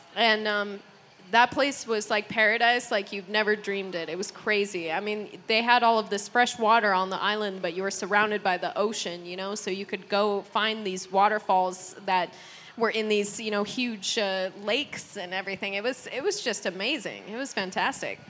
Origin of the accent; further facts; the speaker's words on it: United States; now in Sweden; I'm American.